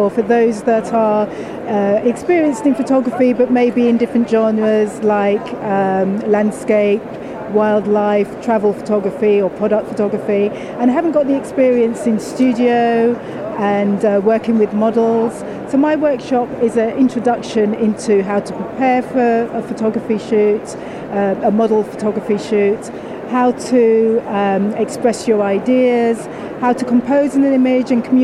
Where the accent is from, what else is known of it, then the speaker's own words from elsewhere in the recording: United Kingdom; also born or lived in Leeds; We're British